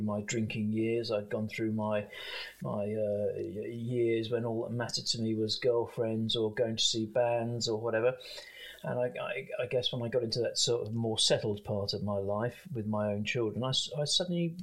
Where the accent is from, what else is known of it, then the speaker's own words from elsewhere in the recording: London, United Kingdom; I grew up in South London of Irish parents